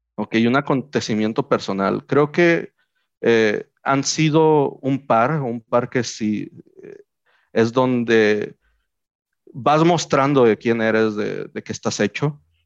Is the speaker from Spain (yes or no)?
no; Mexico; nosotros como mexicanos